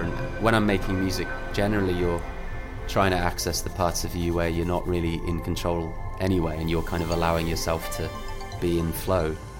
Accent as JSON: {"language": "English", "town": "Birmingham", "region": "West Midlands", "country": "United Kingdom", "tie": "born or raised there", "said": "I grew up around Birmingham Way"}